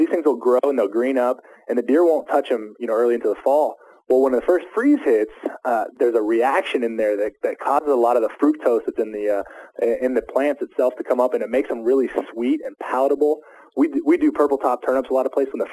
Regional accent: Junction City, Kansas, United States; born or raised there

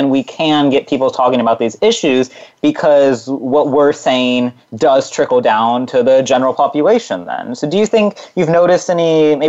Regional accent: California Central Valley, United States; growing up in California Central Valley, you know, very agriculture.

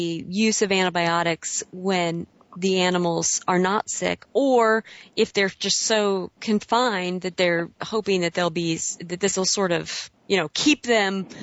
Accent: Southern Illinois, United States; I grew up in Southern Illinois

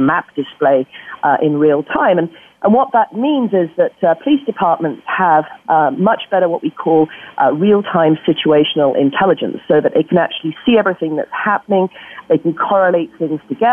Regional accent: Yorkshire and the Humber, United Kingdom; now in Bay Area, United States; my home country, West Yorkshire

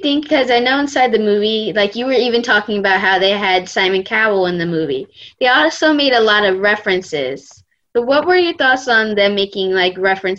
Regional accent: Delaware, United States; from Delaware, and you are listening to Kids First Coming Attractions.

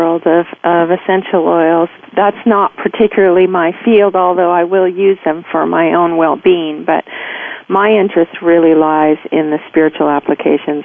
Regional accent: United States; also born or lived in Virginia / Georgia; I grew up in Virginia and Georgia

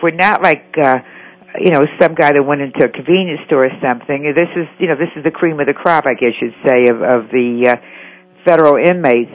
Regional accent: Atlanta, Georgia, United States; I'm from Atlanta

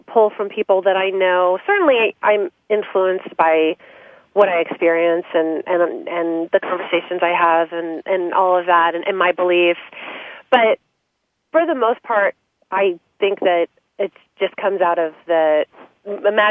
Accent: San Francisco Bay Area, California, United States; I'm from the San Francisco Bay Area. My father's a professor at Stanford, and I always wrote, and he's written many books on economics. And so writing was definitely always happening in our house

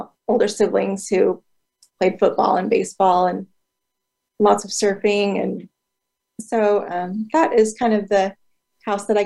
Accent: Woodinville, Washington, United States; also born or lived in Southern California; I grew up and still live in Woodinville, Washington, which is about 20 minutes northeast of Seattle.

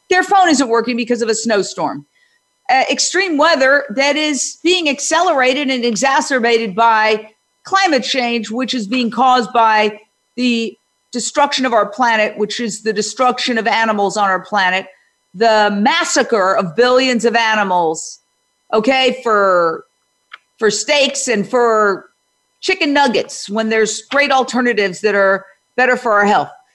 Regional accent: New York City, New York, United States; also born or lived in New Jersey; I grew up in Midtown Manhattan

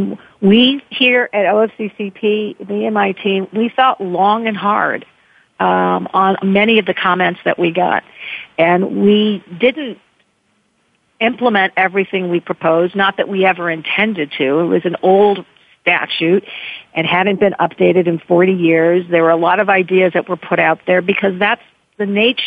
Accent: Chicago, Illinois, United States; I grew up in Chicago in the 1960s

